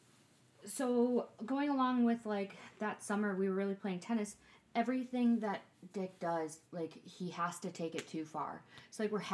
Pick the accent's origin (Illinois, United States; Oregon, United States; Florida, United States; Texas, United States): Illinois, United States; Huntley; where I grew up in Huntley